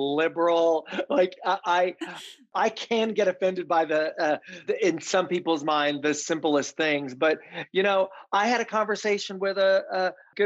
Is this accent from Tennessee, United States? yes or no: yes; Tennessee, United States; I grew up in the South, in Tennessee, on a farm